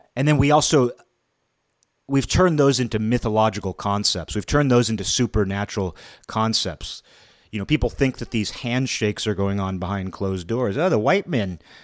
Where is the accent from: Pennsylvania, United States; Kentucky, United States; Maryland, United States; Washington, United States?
Washington, United States; Kirkland; growing up in a middle class environment, you know, I would say my hometown of Kirkland, it was a middle class town for generations.